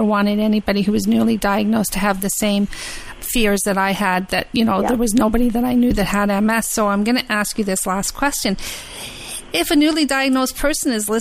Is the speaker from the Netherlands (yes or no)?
no; Scotland, United Kingdom; I'm from Scotland